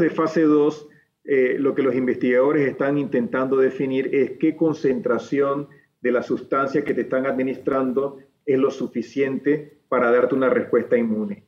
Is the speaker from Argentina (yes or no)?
no; Panama